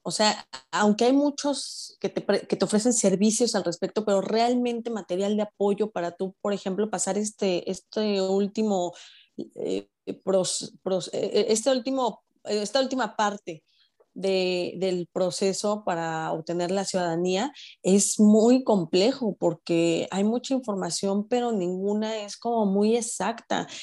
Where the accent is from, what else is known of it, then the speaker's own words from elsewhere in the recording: Mexico; moved away as an adult; now in Orlando, United States; yo vivo en Orlando, yo soy mexicana, pero que vivo en Orlando ya desde hace un par de años